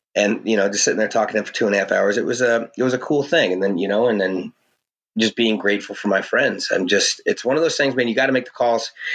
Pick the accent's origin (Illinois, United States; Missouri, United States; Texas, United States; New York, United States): Missouri, United States; St. Louis; I'm a hillbilly from St. Louis, Missouri